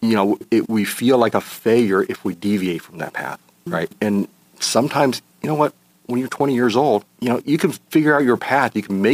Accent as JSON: {"language": "English", "town": "Los Angeles", "region": "California", "country": "United States", "tie": "born or raised there", "also_born_or_lived": "Taiwan", "said": "from an early age, I spent time in Los Angeles"}